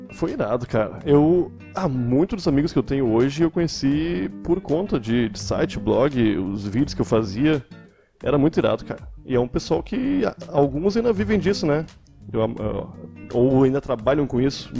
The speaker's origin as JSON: {"language": "Portuguese", "town": "Porto Alegre", "region": "Rio Grande do Sul", "country": "Brazil", "tie": "born or raised there", "also_born_or_lived": "Cachoeirinha", "said": "Eu sou de Porto Alegre, nascido e morando atualmente."}